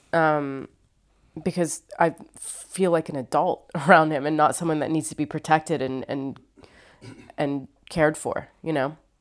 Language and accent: English; Ohio, United States; also born or lived in New York / Los Angeles; now in London, United Kingdom; I'm from Ohio. I lived in New York for four years. I was in L A for seven years. I've been here for four years in London